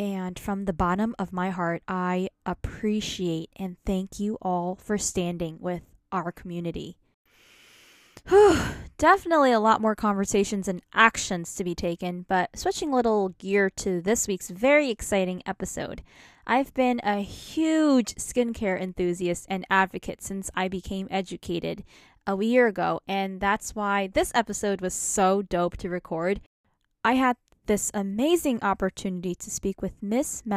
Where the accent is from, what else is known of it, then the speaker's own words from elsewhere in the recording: New York, United States; I'm from New York.